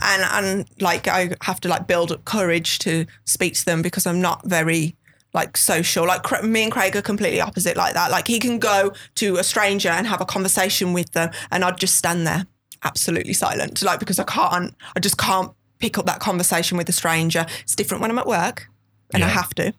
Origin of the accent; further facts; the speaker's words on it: Birmingham, West Midlands, United Kingdom; accent: thick Birmingham; I'm from Birmingham, and I do have a Birmingham accent